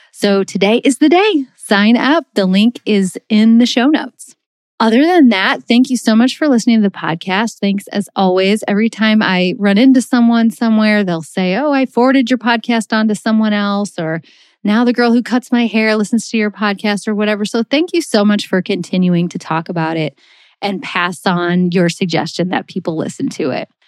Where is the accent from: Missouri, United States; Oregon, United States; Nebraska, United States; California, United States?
Missouri, United States; we're from Missouri